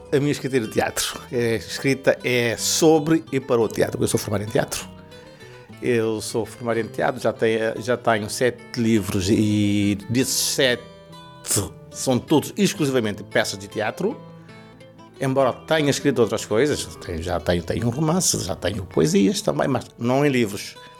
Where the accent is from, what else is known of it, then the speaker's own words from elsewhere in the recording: Santiago, Cape Verde; first language Cape Verdean Creole; Portuguese is a second language; now in Portugal; Eu nasci em Cabo Verde, na ilha de Santiago, no interior, porque eu sou de fora